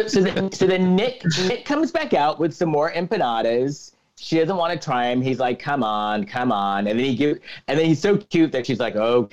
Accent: Philippines; I'm trying to bring out more food from my culture. I'm Filipino.

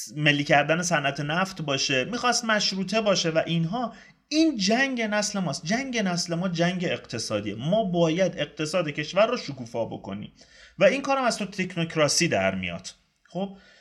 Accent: Iran; من ایرانیم

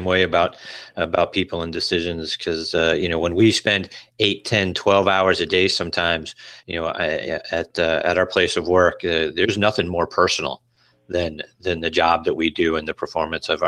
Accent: Pittsburgh, Pennsylvania, United States; I'm from Pittsburgh

